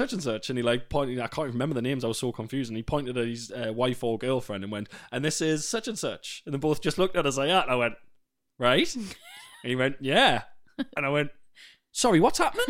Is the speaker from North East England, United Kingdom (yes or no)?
yes; the Northeast, North East England, United Kingdom; accent: Northeast